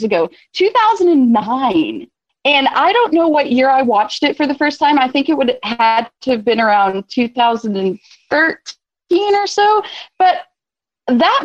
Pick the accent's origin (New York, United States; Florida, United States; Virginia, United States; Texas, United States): Texas, United States; Childress; now in Lubbock, United States; I grew up in Childress, Texas, where it's mentioned in the original movie as the nearest location with a phone